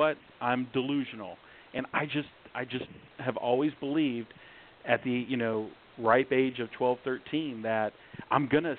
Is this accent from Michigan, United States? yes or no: yes; Flint, Michigan, United States; moved away; also born or lived in Southern California; I was raised in the hood. I'm from Flint, Michigan. Grew up all around Michigan, ended up moving to Southern California.